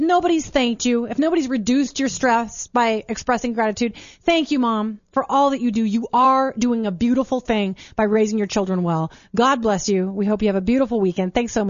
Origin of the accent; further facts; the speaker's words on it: Minnesota, United States; now in Colorado, United States; We live in Colorado, but I grew up in Minnesota.